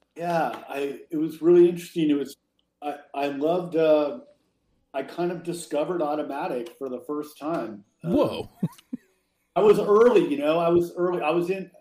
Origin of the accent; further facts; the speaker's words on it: the Bay Area, California, United States; I grew up in California in the Bay Area.